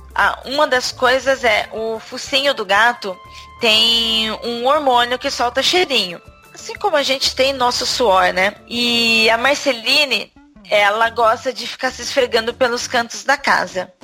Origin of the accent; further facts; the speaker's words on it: Brazil; now in São Paulo, Brazil; eu hoje em dia moro em São Paulo, capital, mas eu já fui do interior